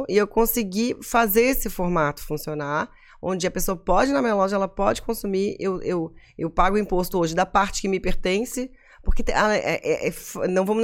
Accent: Florianópolis, Santa Catarina, Brazil; Porque assim, a BK, pô, eu sou manezinha, meus pais tiveram loja, as pessoas sabem de onde eu sou, sabem onde eu moro.

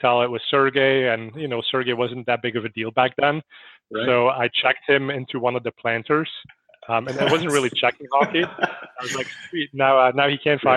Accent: Belgium; also born or lived in San Francisco Bay Area; now in United States; I'm originally from Belgium.

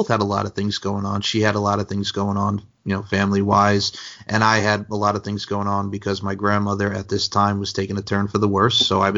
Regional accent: Long Island, New York, United States; we're both from Long Island

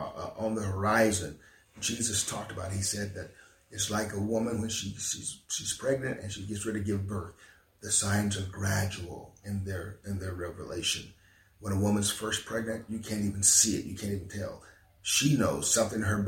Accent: Selma, Alabama, United States; my hometown of Selma, not just for the state of Alabama

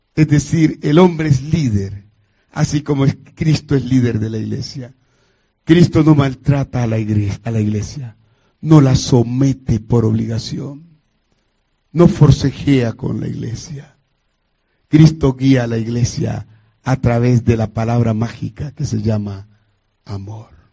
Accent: Colombia; llegué de la ciudad de Cali a Bogotá, que es la capital de Colombia.

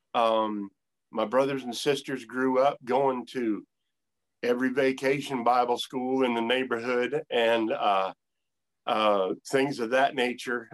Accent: northern Maine, United States; moved away as an adult; also born or lived in North Carolina; I grew up here in northern Maine

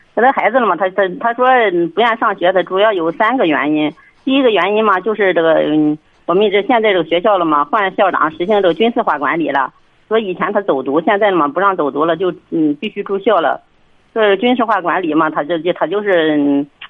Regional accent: Hengshui, Hebei, China; 我们衡水这边这个高中都是军事化管理的

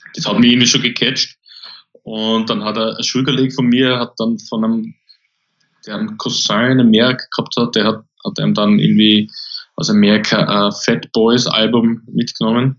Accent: Austria; also born or lived in Linz; bei uns in Österreich

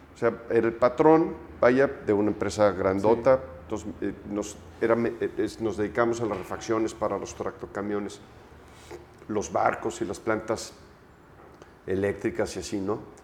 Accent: Mexico; also born or lived in Aguascalientes; soy mexicano

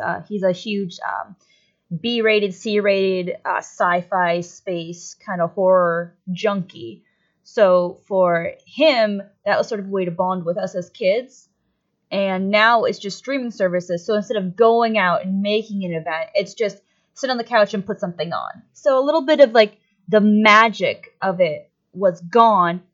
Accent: Erie, Pennsylvania, United States; I grew up here in the Erie area, right next to the Great Lakes

